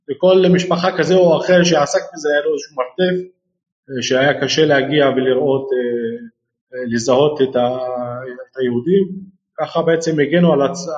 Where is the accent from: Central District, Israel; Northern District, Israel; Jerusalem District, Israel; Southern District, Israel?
Northern District, Israel; Rehaniya